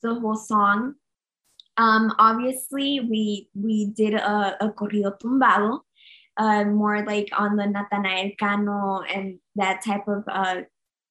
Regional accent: Nogales, Arizona, United States; also born or lived in Phoenix, Arizona / Mexico; I was born in Phoenix, Arizona, but I grew up in the border.

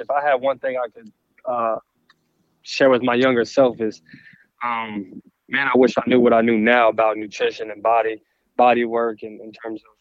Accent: Texas, United States; represent for my home state

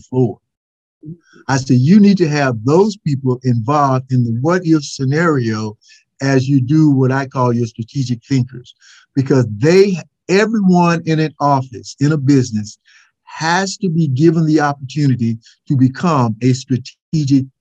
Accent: Mississippi, United States; being the Southerner that I am

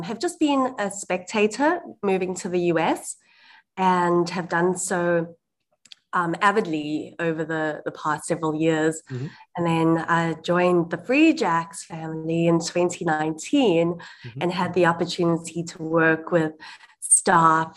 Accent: South Africa; now in United States; I'm born and raised in South Africa

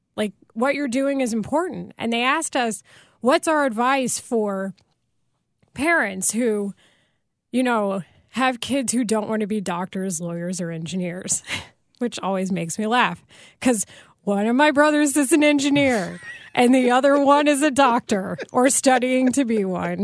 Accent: Texas, United States; I grew up in Texas and I live primarily with my mom and she's white.

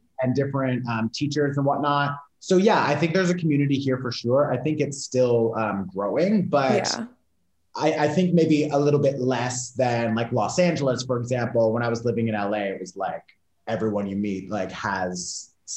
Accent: Toronto, Ontario, Canada; moved away as an adult; now in Portugal; I live in Portugal now. I'm from Canada, Toronto

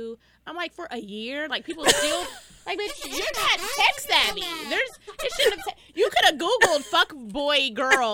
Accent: Dallas, Texas, United States; Born and raised in Pleasant Grove. I graduated from Skyline

